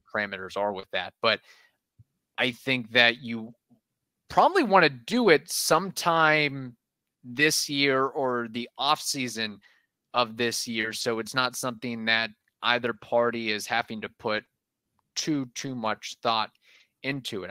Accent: Midwest, United States; I'm a gringo from the Midwest.

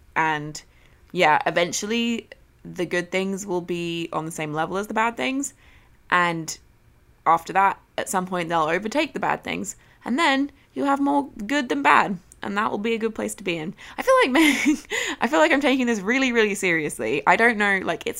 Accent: Australia; Wait, it says …, not …, because I'm Australian and don't say it in the cool Irish way.

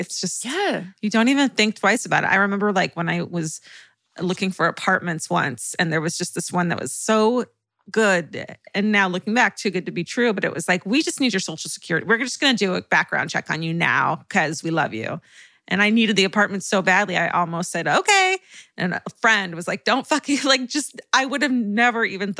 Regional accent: North Bend, Washington, United States; it was filmed right here in North Bend, Washington. When I tell people I'm from North Bend, I'll often get the response, oh, so you're from Twin Peaks?

